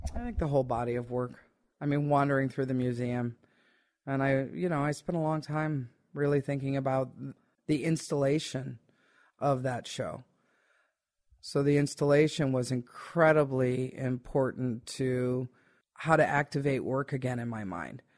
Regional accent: United States; I am very much American-based person

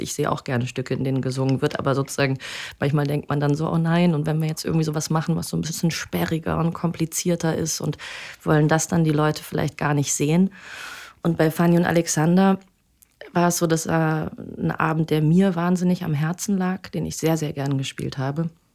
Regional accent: Bremen, Germany; ich komme ähm, aus Bremen

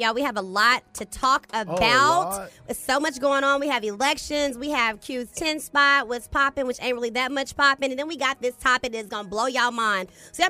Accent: Dallas, Texas, United States; I'm not from freaking Houston. I'm from Dallas.

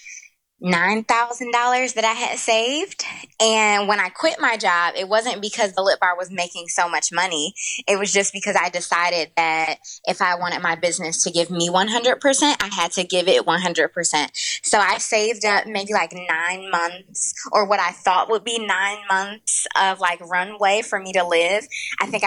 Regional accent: Detroit, Michigan, United States; moved away as an adult; also born or lived in Brooklyn, New York; I'm originally from Detroit. I grew up in Detroit

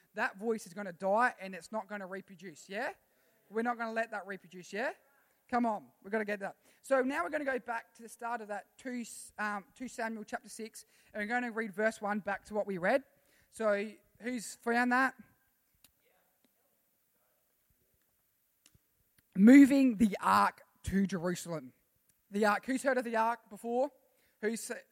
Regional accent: Australia; I'm a citizen of heaven before I'm an Australian

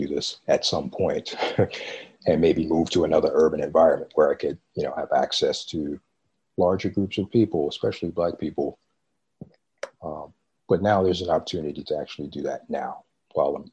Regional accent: Baltimore and New York City, East Coast, United States; moved away as an adult; also born or lived in Midwest; I grew up in Baltimore and in New York City

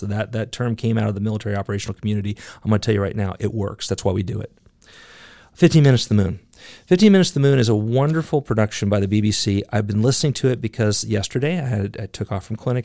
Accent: United States

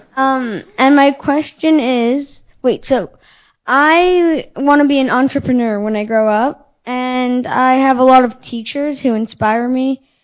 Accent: Canada; I'm from Canada

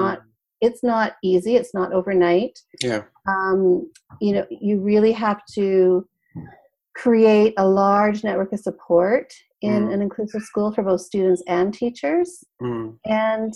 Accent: Canada; moved away as an adult; also born or lived in British Columbia; now in California, United States; I'm Canadian and I'm originally from Canada. So even though I live here in California, I lived in Canada for the first 30 odd years of my life

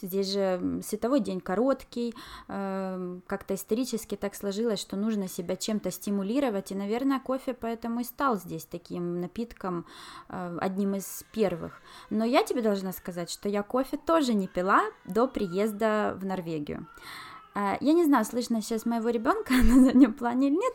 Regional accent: Ukraine; also born or lived in China; now in Norway; у нас в Украине

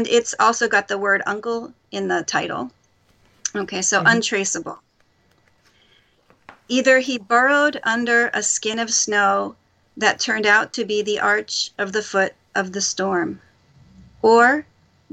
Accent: Philadelphia, Pennsylvania, United States; now in Japan; I'm from Philadelphia. Mm-hmm. That's where I grew up

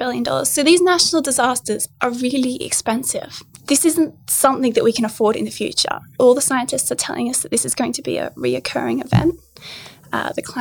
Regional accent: Bega Valley, New South Wales, Australia; I grew up in the Bega Valley

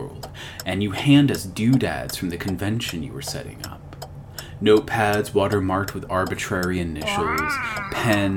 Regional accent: Miami, Florida, United States; we're from Miami

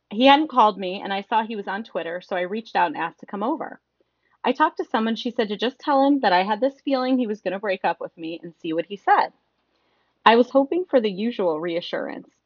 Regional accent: Midwest, United States; I'm from the Midwest, you know.

